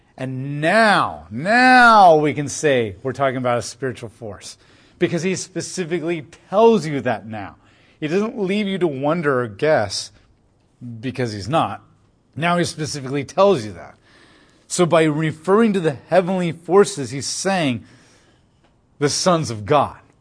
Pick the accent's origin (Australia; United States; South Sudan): United States; As an American who lives very comfortably in a very free society